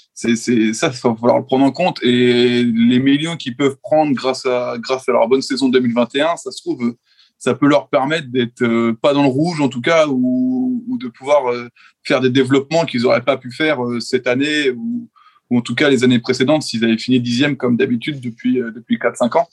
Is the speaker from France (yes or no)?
yes; France; en tant que Français